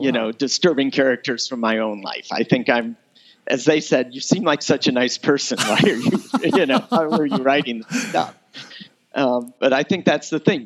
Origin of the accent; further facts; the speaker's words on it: East Lansing, Michigan, United States; now in Washington, D.C., United States; I'm originally from Michigan, from East Lansing, Michigan